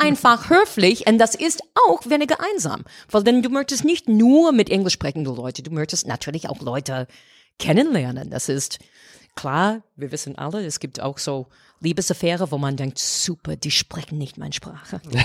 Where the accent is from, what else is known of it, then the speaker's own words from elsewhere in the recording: United States; German is a second language; moved away as an adult; now in Germany; ich habe gedacht, als Amerikanerin